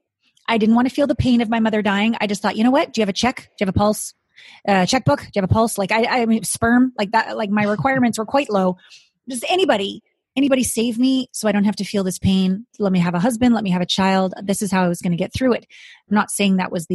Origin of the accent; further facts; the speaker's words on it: Canada; moved away as an adult; also born or lived in Japan; I'm from Canada, small town Canadian girl